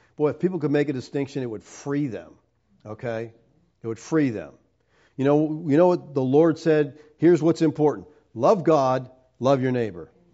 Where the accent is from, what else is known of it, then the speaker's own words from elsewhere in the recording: Erie, Pennsylvania, United States; I'm from Erie